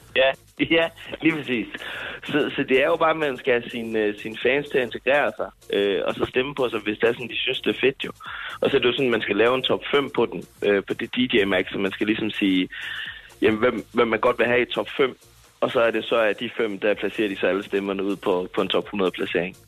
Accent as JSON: {"language": "Danish", "region": "Jutland", "country": "Denmark", "said": "jeg er meget jyde"}